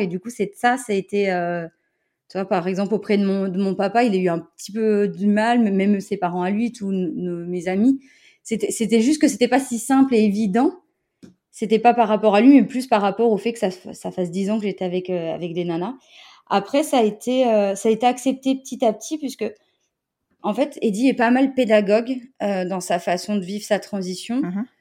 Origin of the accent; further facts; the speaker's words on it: Montpellier, Occitania, France; je viens de Montpellier.